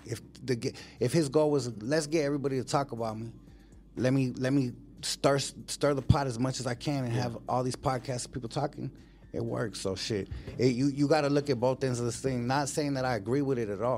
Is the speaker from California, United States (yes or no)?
yes; Los Angeles, California, United States; I'm from West Side Water Silver Lake